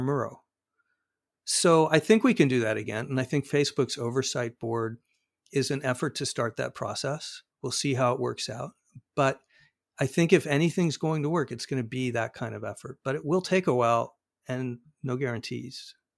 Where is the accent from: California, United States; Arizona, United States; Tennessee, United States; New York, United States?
Arizona, United States; Arizona, my home state